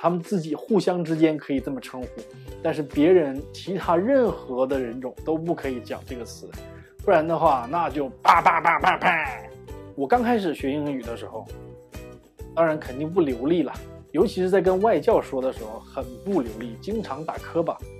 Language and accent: Chinese; China; 我们中国人